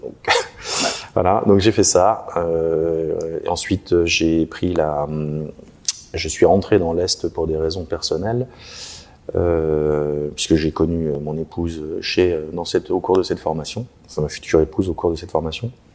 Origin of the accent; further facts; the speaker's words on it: Contrexéville, Grand Est, France; je suis de Contrexéville